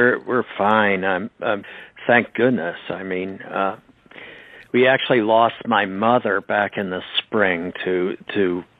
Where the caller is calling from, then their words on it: Connecticut, United States; we're fortunate enough to live in a beautiful spot. Where I'm calling you from Connecticut.